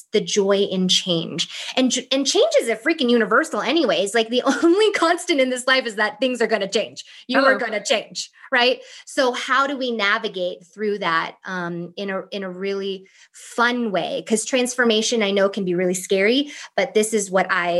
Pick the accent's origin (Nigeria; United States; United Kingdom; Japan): United States; East Coast; also born or lived in Thailand; now in California, United States; I'm from the East Coast